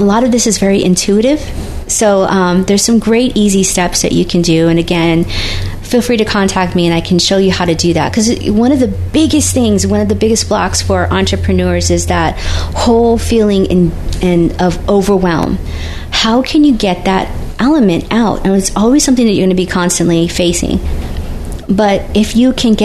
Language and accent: English; United States; I'm the American side